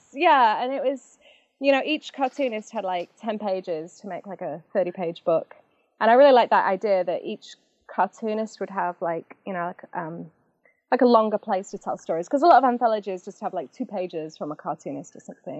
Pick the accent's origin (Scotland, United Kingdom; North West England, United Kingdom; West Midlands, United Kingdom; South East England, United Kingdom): North West England, United Kingdom; Macclesfield; moved away as an adult; also born or lived in Manchester / London; now in St. Louis, United States; I'm from Macclesfield